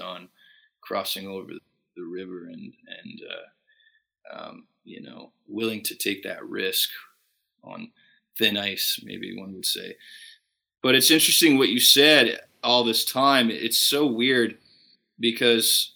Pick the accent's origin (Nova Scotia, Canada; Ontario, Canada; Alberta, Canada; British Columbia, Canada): Alberta, Canada; Fort Saskatchewan; born or raised there